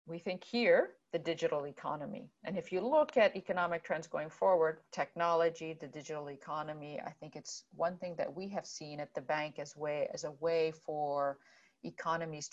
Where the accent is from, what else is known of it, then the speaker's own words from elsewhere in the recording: Jordan; that's where I am from. I was born in Jordan.